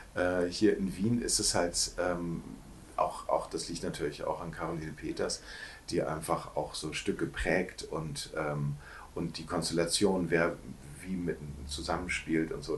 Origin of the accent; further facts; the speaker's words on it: Hamburg, Germany; moved away as an adult; also born or lived in Cologne; aufgewachsen äh, am Rande von Hamburg, äh, am Flughafen Hamburg